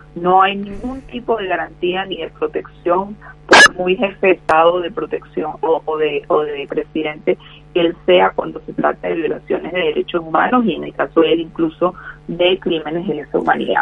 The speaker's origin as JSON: {"language": "Spanish", "country": "Venezuela", "moved": "yes", "lives_now": "Argentina", "said": "yo no solo soy venezolana, yo soy argentina, mi papá era argentino, estuvo auxiliado en Venezuela"}